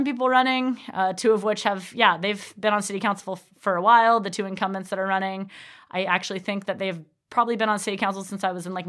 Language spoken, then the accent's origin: English; Arcata, California, United States; also born or lived in Portland, Oregon; I was born and raised in Arcata. I've lived in Arcata pretty much my whole life except for my college years, but I couldn't stay away. I came back, did my teaching credential in 2014 to 2015.